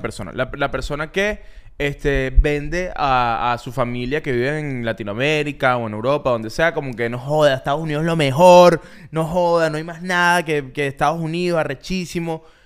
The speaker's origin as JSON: {"language": "Spanish", "country": "Venezuela", "tie": "born or raised there", "moved": "yes", "lives_now": "United States"}